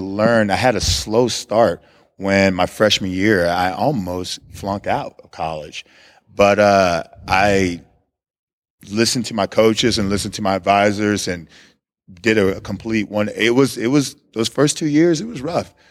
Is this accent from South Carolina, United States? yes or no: no; Hitchcock, Texas, United States; moved away as an adult; also born or lived in Missouri; I was born in Texas City. I grew up in Hitchcock